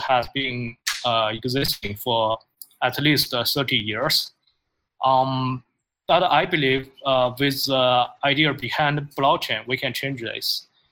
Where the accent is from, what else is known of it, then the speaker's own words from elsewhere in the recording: China; moved away as an adult; now in United States; I'm from China. Uh, I I uh, I was born and uh, educated there, but after uh, I graduated from college, I moved to United States uh, like 11 years ago.